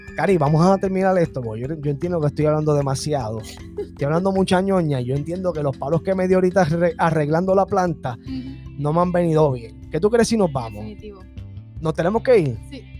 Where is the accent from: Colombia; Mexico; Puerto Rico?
Puerto Rico